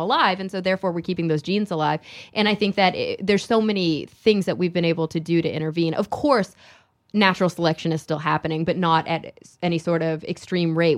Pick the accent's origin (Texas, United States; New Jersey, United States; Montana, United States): Texas, United States; moved away as an adult; also born or lived in Queens, New York City; I grew up in Texas